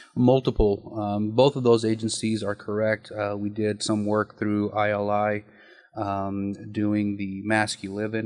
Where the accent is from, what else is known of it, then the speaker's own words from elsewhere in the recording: Nyssa, Oregon, United States; now in Kuna, United States; Born and raised in Nyssa, Oregon